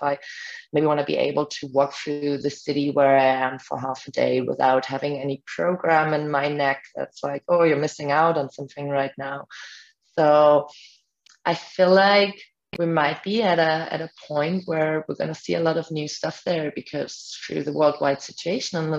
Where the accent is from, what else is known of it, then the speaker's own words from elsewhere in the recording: Germany; first language German; English is a second language; now in Puerto Escondido, Mexico; I come from Germany.